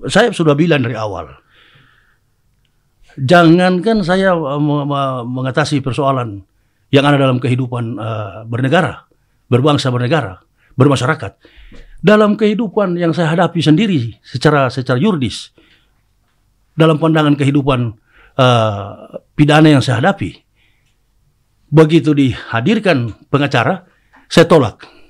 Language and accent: Indonesian; Manado, North Sulawesi, Indonesia; Nah, ini di dalam kultus kehidupan kita orang Manado, ini sudah biasa.